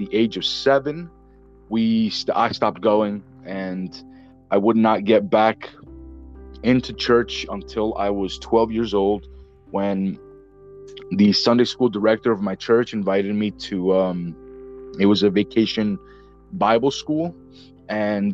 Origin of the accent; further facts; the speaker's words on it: northeast New Jersey, United States; I'm from New Jersey. I'm in the northeast section of New Jersey, right by New York City. And I've been, I've been here my entire life